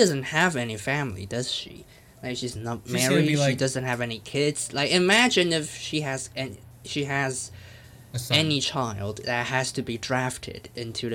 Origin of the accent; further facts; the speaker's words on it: Taiwan; English is a second language; I'm from Taiwan